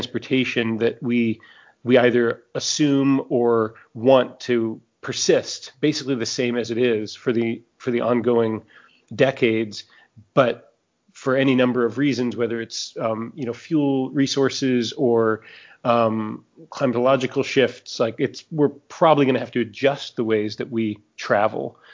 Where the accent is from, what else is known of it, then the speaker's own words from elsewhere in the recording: New Orleans, Louisiana, United States; my hometown of New Orleans